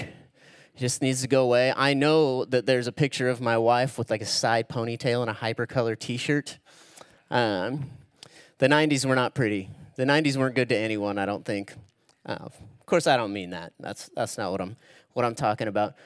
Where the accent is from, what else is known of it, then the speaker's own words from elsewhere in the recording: Spokane, Washington, United States; that's where I actually live, Eastern Washington. That's where I grew up. It's where I'm from.